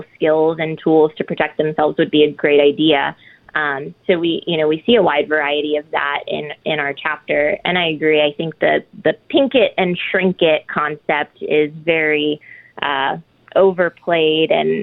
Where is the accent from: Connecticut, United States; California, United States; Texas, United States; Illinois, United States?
Illinois, United States; just outside of Chicago; I was raised just outside of Chicago